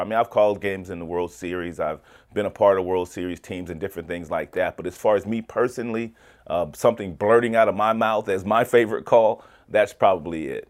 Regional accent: West Coast, United States; I grew up on the West Coast

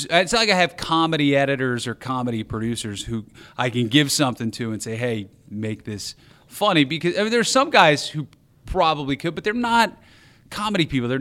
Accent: New Jersey, United States; also born or lived in Wisconsin; now in Chicago, United States; I come from, I grew up in New Jersey, so New York was our city out there.

